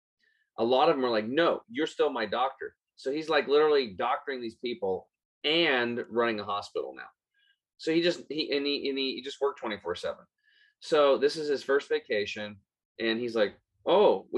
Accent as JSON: {"language": "English", "region": "Eastern Oregon", "country": "United States", "tie": "born or raised there", "said": "I grew up over in Eastern Oregon on a small cattle and hay farm"}